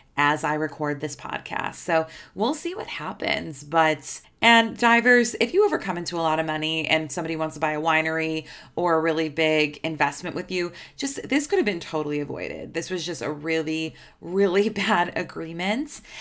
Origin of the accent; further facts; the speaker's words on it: Chicago, Illinois, United States; I'm from Chicago.